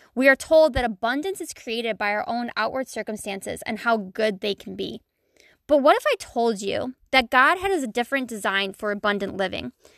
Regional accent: Buffalo, New York, United States; I was born and raised in Buffalo, New York, and I still live here.

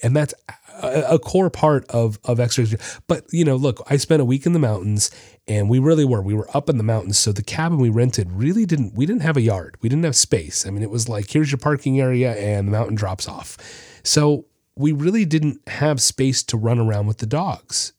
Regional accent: Florida, United States; also born or lived in Orlando; I'm from Florida

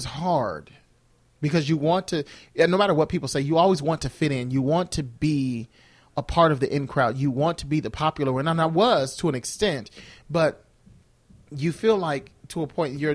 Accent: United States; also born or lived in Mississippi, United States / Joliet, Illinois, United States; I grew up in two places, in Mississippi and in Joliet

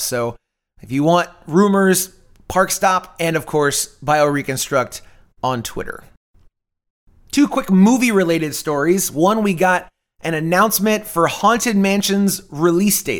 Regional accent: Tampa, Florida, United States; I was born in Tampa

